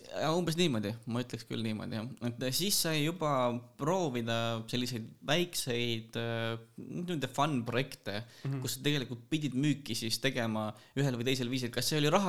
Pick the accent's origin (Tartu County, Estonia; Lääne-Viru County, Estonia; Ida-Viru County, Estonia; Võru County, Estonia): Ida-Viru County, Estonia; Kiviõli; also born or lived in Tallinn / Pärnu; no tegelikkuses ma olen pärit Ida-Virumaalt Kiviõlist, äh, elanud Tallinnas, Pärnus, natuke Viljandis, äh, koolis käisin Kohilas see ei ole küll linn, aga no olgu.